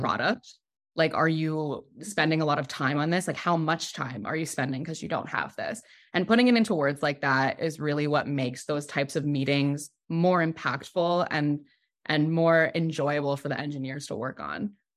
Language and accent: English; New York, United States; also born or lived in Brooklyn; I'm from New York. I live in New York.